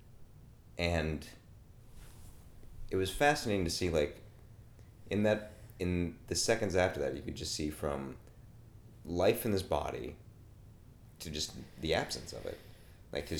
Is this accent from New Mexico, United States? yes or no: no; Pittsburgh, Pennsylvania, United States; I'm from Pittsburgh